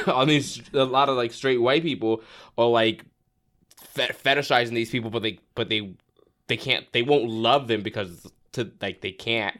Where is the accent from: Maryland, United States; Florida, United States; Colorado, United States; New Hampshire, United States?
Florida, United States; also born or lived in Brooklyn, New York; I was born in Brooklyn, but I grew up in Florida.